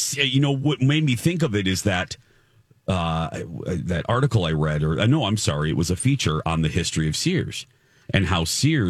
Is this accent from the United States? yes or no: yes; Michigan City, Indiana, United States; The microcosm was my hometown. We were a Kmart town, Michigan City, Indiana. We were a blue collar filled with industrial jobs.